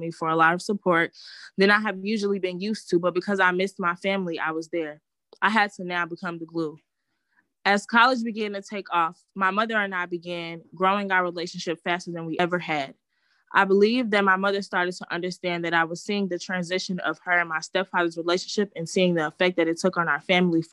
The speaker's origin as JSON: {"language": "English", "town": "Chicago", "region": "Illinois", "country": "United States", "tie": "born or raised there", "said": "I was born in March 1999 in Chicago, Illinois"}